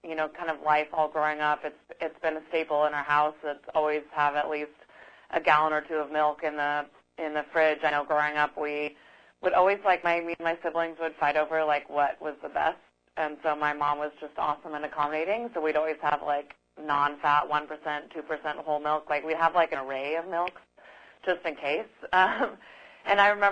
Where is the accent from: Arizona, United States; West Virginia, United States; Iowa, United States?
Arizona, United States; Tucson; I grew up in Tucson, Arizona.